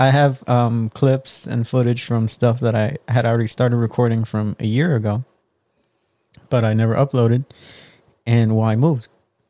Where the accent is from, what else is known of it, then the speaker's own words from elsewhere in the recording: the Rio Grande Valley, Texas, United States; I mean, I'm from the Valley.